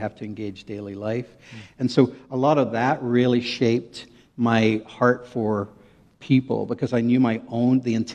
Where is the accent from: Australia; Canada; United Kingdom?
United Kingdom; Northern Ireland; moved away as an adult; now in United States; I grew up in Northern Ireland.